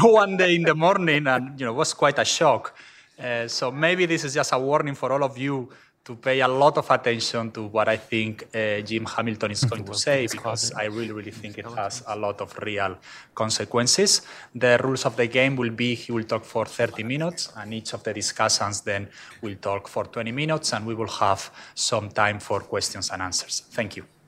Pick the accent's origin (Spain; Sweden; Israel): Spain; now in United States; I'm not from the US, I'm from Spain